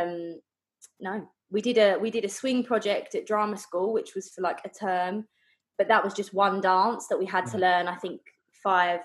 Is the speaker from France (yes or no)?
no; Essex, East of England, United Kingdom; I'm from Essex in the UK